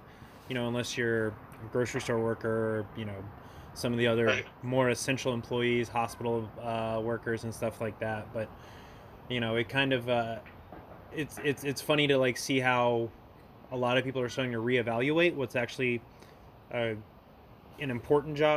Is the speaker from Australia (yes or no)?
no; Florida, United States; now in Milledgeville, United States; I'm from Florida. I moved up here from Florida. My family's in Florida